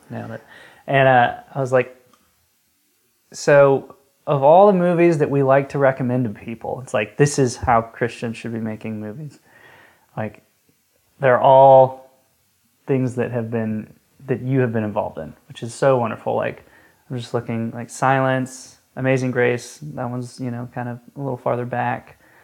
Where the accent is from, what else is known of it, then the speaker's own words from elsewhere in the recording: Atlanta, Georgia, United States; now in Tennessee, United States; I grew up in Atlanta